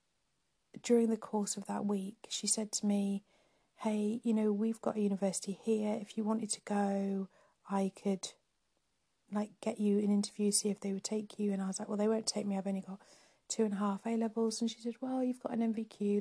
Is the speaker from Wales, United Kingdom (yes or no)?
yes; North Wales, United Kingdom; moved away as an adult; also born or lived in Nottingham; now in Cambridge, United Kingdom; I grew up in North Wales